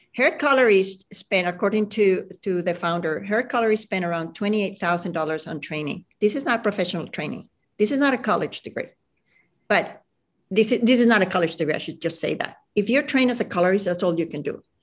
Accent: Venezuela; moved away; also born or lived in Chile; I grew up in Venezuela

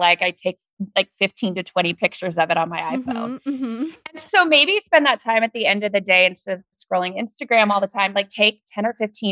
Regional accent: the Northwest, Pacific Northwest, United States; I'm from the Northwest.

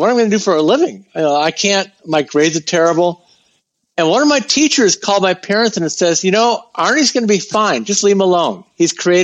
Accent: Chicago, Illinois, United States; moved away as an adult; also born or lived in Santa Barbara / Los Angeles; I'm from Chicago, but when I was 18 or 19, I said to myself, I'm tired of shoveling snow. This is not for me. I'm out of here. So I went to school in Santa Barbara

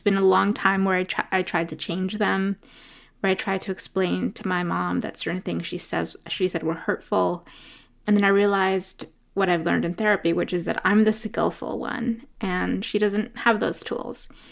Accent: New York City, New York, United States; also born or lived in Ecuador; was born in Ecuador and grew up in New York City. in Brooklyn and in Queens

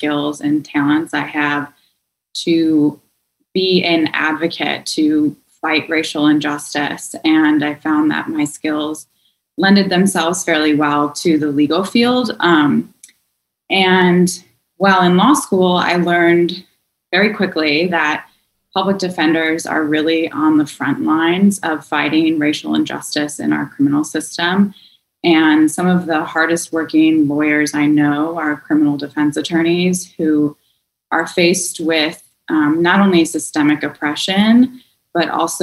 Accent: suburb of Milwaukee, Wisconsin, United States; I grew up in a very, very white conservative suburb of Milwaukee

